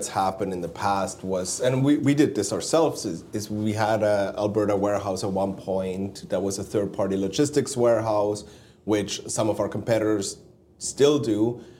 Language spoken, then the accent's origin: English; Switzerland; Me growing up in Switzerland, you growing up in Stuttgart, around Stuttgart area, in Swabia.